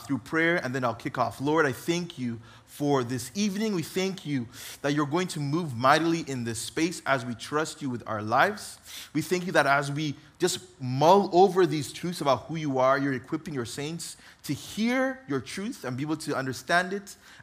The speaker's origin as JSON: {"language": "English", "country": "Uganda", "tie": "born or raised there", "also_born_or_lived": "Oxnard, California, United States", "moved": "yes", "lives_now": "United States", "said": "grew up in Uganda to an African-American mom and an African father who was born in Uganda"}